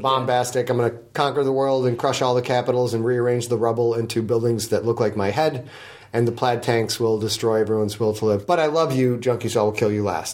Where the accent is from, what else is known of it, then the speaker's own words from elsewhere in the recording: United States; as an American